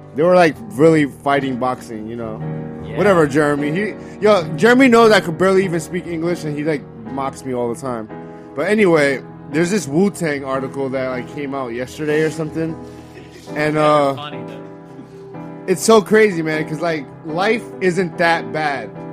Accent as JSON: {"language": "English", "region": "New York", "country": "United States", "said": "I'm from New York"}